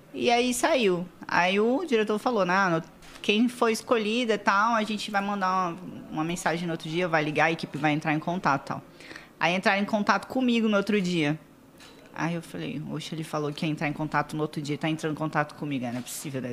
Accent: Vila Velha, Espírito Santo, Brazil; eu nasci lá em Vila Velha, Espírito Santo. Sou capixaba

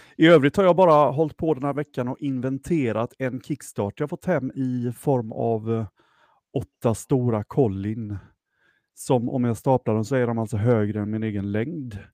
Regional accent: Jönköping, Jönköping County, Sweden; vi är ju från Jönköping, de flesta av oss

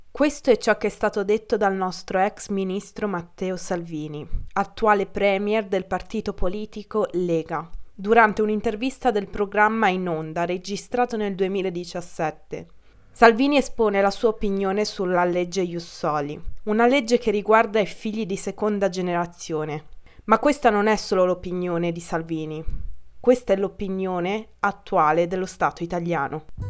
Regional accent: Italy; Ho origini albanesi da entrambi i miei genitori, ma sono nata e cresciuta in Italia

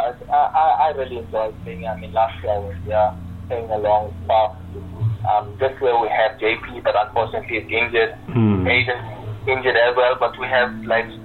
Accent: KZN Inland, KwaZulu-Natal, South Africa; I came back home to KZN Inland

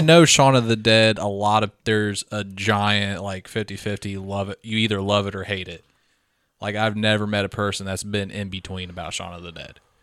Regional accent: Midwest, United States; We grew up in the Midwest, poor

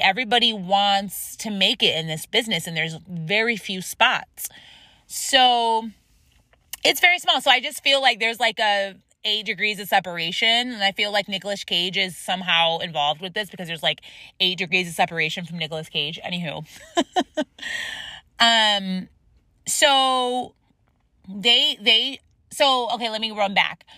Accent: upstate New York, United States; also born or lived in San Diego; now in Los Angeles, United States; my hometown of upstate New York

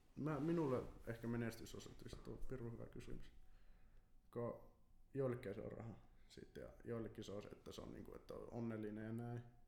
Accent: Kempele, North Ostrobothnia, Finland; mä oon Kempeleestä, se on Oulun vieressä

